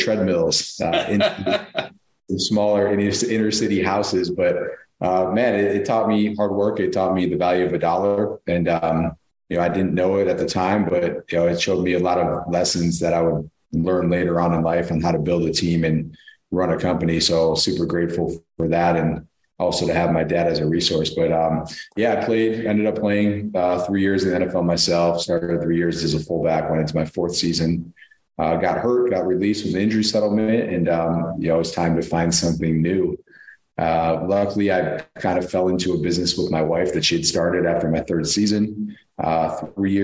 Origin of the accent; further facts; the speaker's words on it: Buffalo, New York, United States; also born or lived in Amherst, New York; I grew up in Buffalo, New York